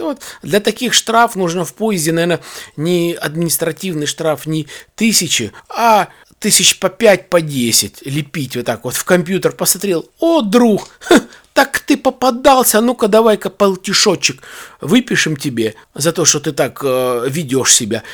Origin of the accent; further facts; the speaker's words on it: Balakovo, Saratov Oblast, Russia; у нас, э, есть, э, в городе Балаково